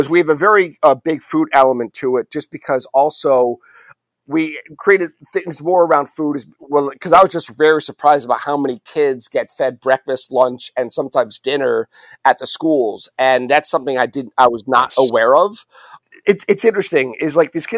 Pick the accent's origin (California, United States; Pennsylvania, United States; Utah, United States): Pennsylvania, United States; Allentown; moved away as an adult; also born or lived in Syracuse; I'd rather have moved home, made a difference in my hometown